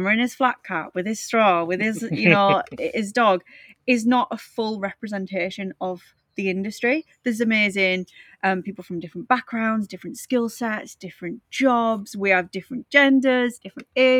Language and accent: English; Middlesbrough, North East England, United Kingdom; I'm a self-confessed townie, so I grew up in Middlesbrough